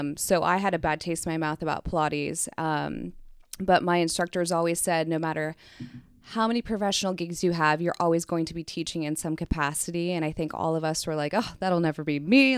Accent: Kansas City, United States; moved away as an adult; also born or lived in Philadelphia; I am from Kansas City

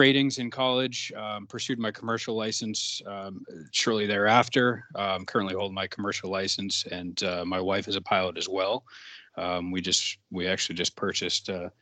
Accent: Auburn, Maine, United States; also born or lived in southern New Hampshire; now in New Hampshire, United States; I grew up in Auburn, Maine

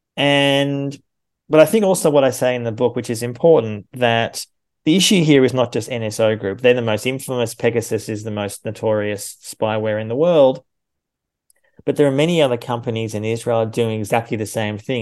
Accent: Australia; now in Germany; I'm an Australian and a German citizen

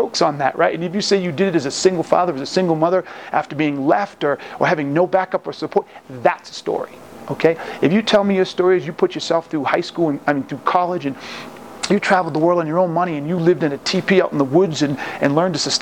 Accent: Boston, Massachusetts, United States; now in Colorado, United States; I'm just getting back from Boston, my hometown

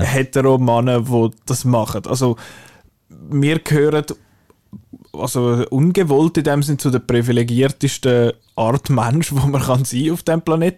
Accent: Illnau, Zurich, Switzerland; Ich bin in Ilnau unter anderem aufgewachsen

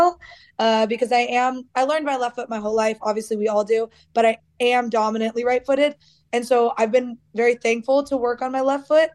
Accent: United States; moved away as an adult; now in Australia; I am American.

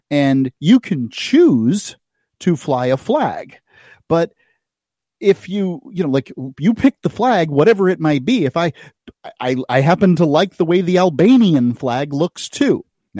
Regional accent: the South, United States; But and I also, as a Southerner, I believe that that's a very attractive flag.

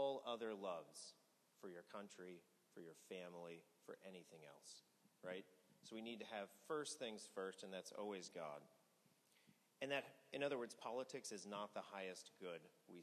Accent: Missouri, United States; I grew up in Missouri.

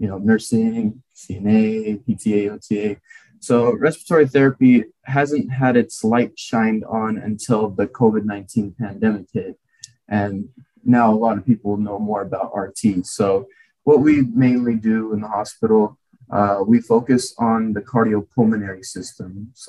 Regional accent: San Diego, California, United States; moved away as an adult; also born or lived in Ukraine / Salt Lake City, Utah; now in Idaho, United States; I was raised in San Diego, California

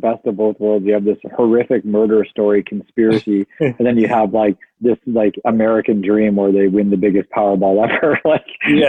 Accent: Fort Frances, Ontario, Canada; moved away; I love growing up in Port Francis.

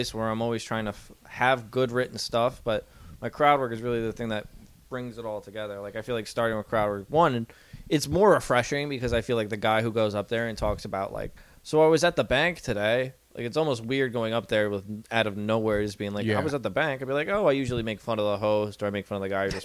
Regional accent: Massapequa, New York, United States; I am from Massapequa, the mean streets of Massapequa.

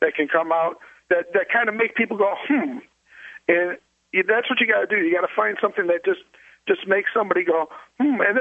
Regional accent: Illinois, United States; I'm from Illinois

